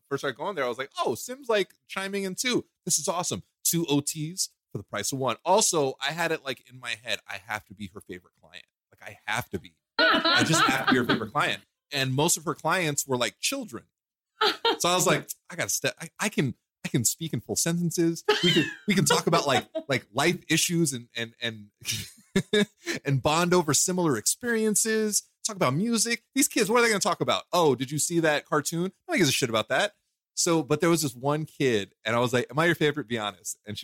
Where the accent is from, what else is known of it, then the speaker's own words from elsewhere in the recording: New York City, New York, United States; moved away; I'm originally from Brooklyn